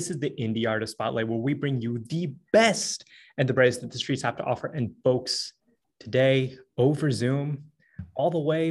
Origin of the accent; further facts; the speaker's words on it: New Jersey, United States; I rep South Jersey